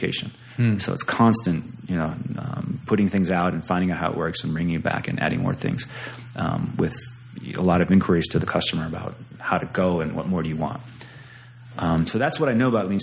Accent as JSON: {"language": "English", "region": "Pennsylvania", "country": "United States", "also_born_or_lived": "Santa Cruz, California", "moved": "yes", "lives_now": "Fort Collins, United States", "said": "But I'm from Pennsylvania."}